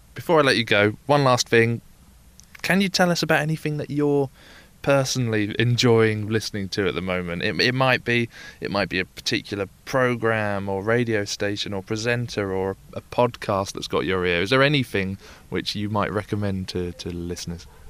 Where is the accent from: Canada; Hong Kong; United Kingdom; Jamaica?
United Kingdom; London; I grew up in London